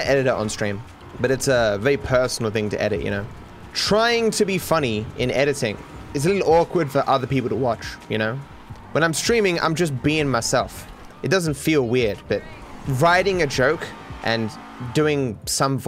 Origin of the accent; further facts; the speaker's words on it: Australia; I'm Australian